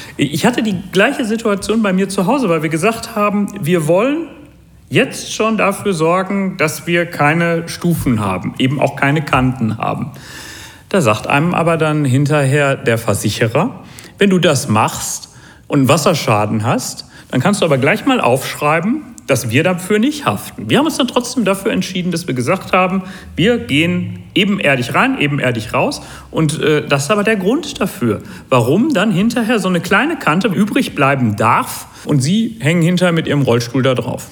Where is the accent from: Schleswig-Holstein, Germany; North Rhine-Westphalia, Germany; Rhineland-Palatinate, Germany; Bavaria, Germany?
North Rhine-Westphalia, Germany; Hamm; ich komme aus Hamm und ich bin hier Oberbürgermeister